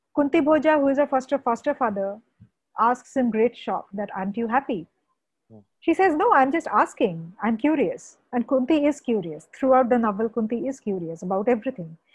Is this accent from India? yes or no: yes; West Bengal, India; I come from Bengal